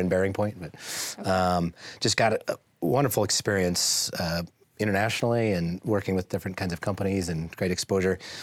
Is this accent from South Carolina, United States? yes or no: no; Boise, Idaho, United States; I grew up in Boise, um, went to Boise High School, go Braves